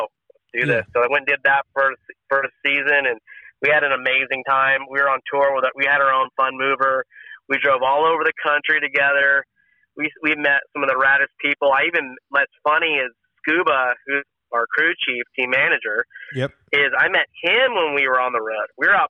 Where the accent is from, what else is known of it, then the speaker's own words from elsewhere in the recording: California, United States; It was a culture shock for me too, because I came from Northern California where, like, you know, if you needed a place to crash, you could sleep at anybody's house